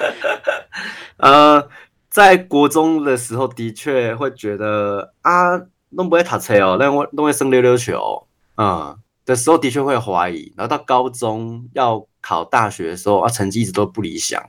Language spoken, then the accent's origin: Chinese; Tainan, Taiwan; 我是台南长大的，然后我爸爸，我阿嬷都希望我以后可以当医生